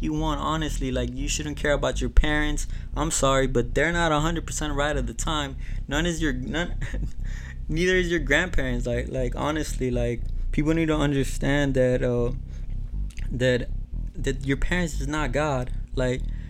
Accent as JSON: {"language": "English", "country": "Mexico", "moved": "yes", "said": "I'm from Mexico"}